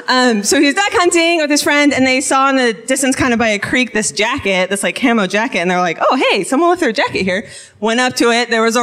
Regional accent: Salem, Oregon, United States; now in Hood River, United States; I grew up in Salem, but I live in Hood River.

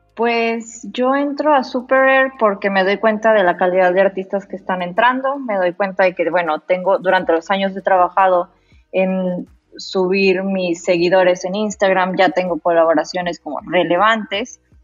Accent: Mexico

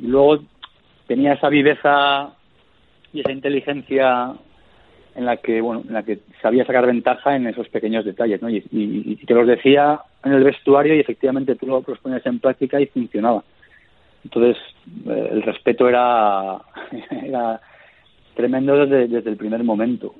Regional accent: Castellón de la Plana, Valencian Community, Spain; yo, de joven, de pequeño, nos, nos fuimos a vivir a Castellón y ahí es donde yo empiezo a jugar a fútbol, en la, en la zona, en la provincia de Castellón

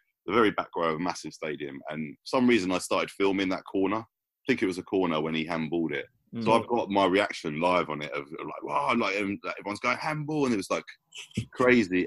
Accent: London, United Kingdom; I'm from South London

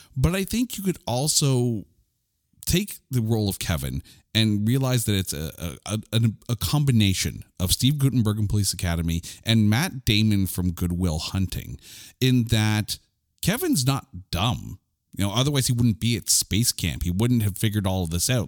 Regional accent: Canada; I'm a Canadian.

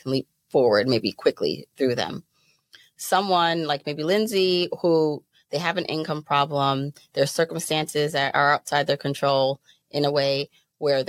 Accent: Jamaica; also born or lived in Brooklyn, New York; now in United States; I was born in Jamaica.

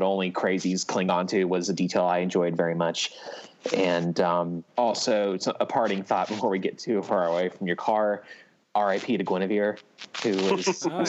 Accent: South Georgia, United States; growing up in South Georgia

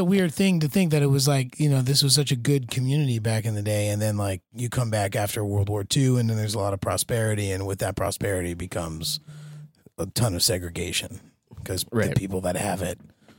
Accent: New Jersey, United States; I just know East Orange because I'm from New Jersey

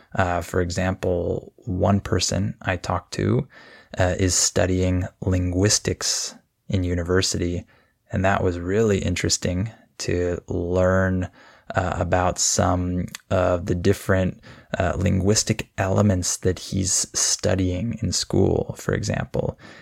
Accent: California, United States; I'm from California. This is where I was born and raised

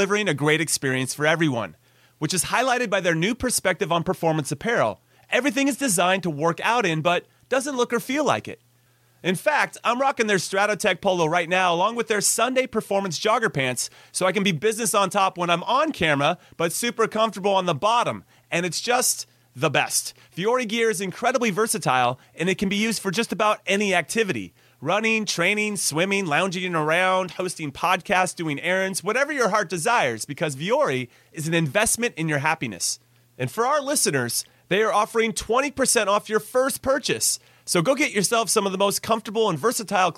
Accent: United States; I'm from the U.S.

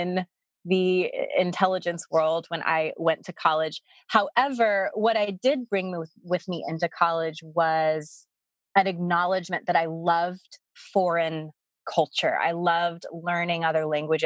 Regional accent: the South, United States; moved away; I grew up in the South

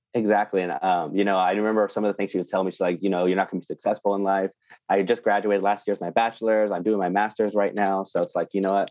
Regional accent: small town east of Bakersfield, California, United States; I was raised in Tatri, which is a small town east of Bakersfield, California

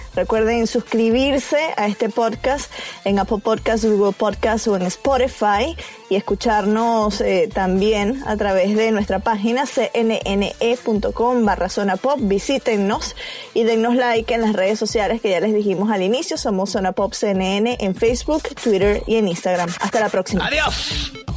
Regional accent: Venezuela; yo soy venezolana

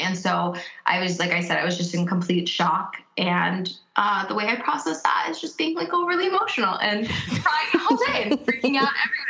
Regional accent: United States; first language English; now in Cincinnati, United States

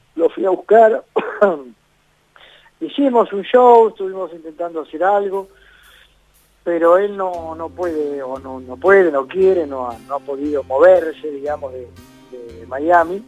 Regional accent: Córdoba, Argentina; moved away; para los cordobeses, para mi tierra

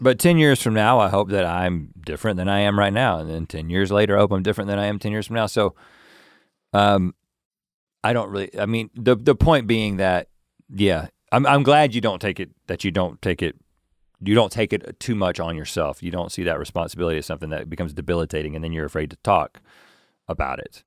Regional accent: North Carolina, United States; accent: Southern; moved away; We're not ashamed to be from North Carolina. Like, we are proud to be from North Carolina

